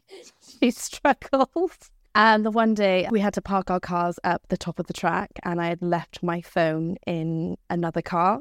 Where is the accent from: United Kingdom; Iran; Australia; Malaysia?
United Kingdom; Abercrombie, Scotland; also born or lived in Spain; I'm a local gal. I'm from Abercrombie.